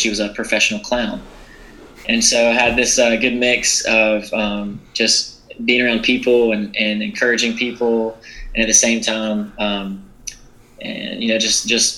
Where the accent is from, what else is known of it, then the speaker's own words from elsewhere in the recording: South Georgia, United States; I grew up in South Georgia, in a small town